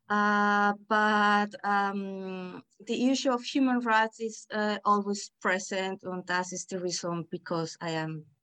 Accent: Poland; English is a second language; now in Vienna, Austria; Um, I come from Poland. I'm studying uh, applied human rights here in Vienna at the University of Angewandte, so University of Applied Arts

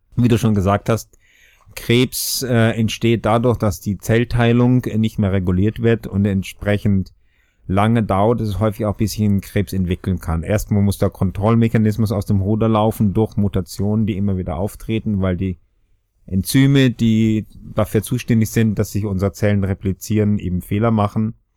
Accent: Austria; moved away as an adult; also born or lived in Regensburg, Germany / Göttingen, Germany; obwohl es mich hört, bin ich auch Österreicher

